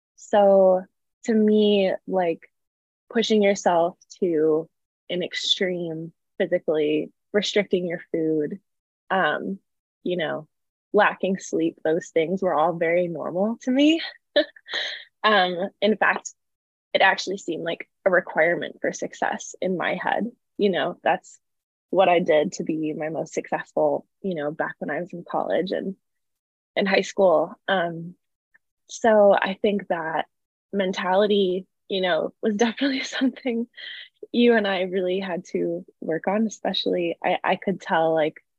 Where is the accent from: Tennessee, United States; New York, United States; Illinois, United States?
Illinois, United States; a suburb of Chicago; also born or lived in California; now in Los Angeles, United States; I'm from a suburb of Chicago originally, but I live in California now